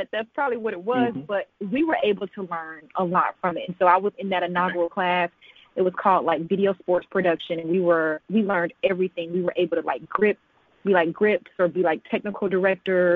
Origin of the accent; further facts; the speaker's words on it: Atlanta, Georgia, United States; moved away; I'm from Atlanta, Georgia. I'm actually from East Atlanta, Decatur area.